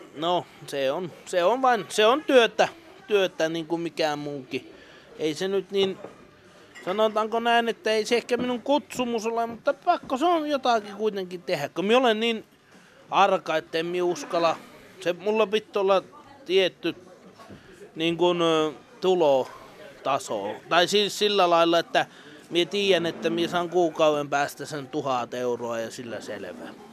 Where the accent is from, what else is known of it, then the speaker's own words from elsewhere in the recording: Enontekiö, Lapland, Finland; also born or lived in Kittilä; minä olen tuolta Enontekijöltä Vuontisjärven